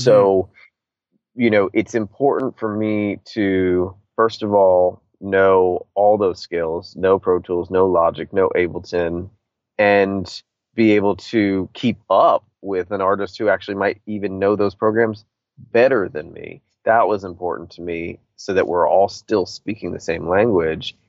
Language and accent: English; Washington, District of Columbia, United States; being a punk rock kid from DC and, and, and growing up in bands